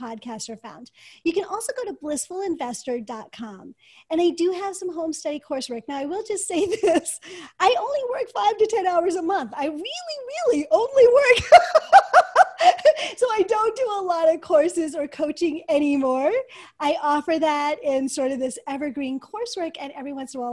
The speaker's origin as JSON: {"language": "English", "country": "United States", "said": "as an American woman or girl at the time"}